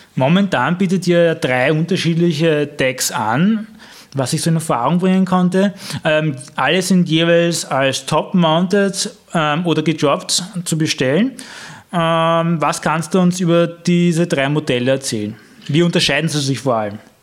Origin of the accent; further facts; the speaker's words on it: Vienna, Austria; als Wiener